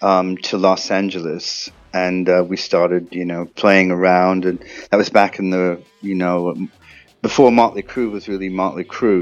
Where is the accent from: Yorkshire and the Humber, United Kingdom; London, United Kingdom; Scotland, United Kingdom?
Yorkshire and the Humber, United Kingdom; because I'm originally from Yorkshire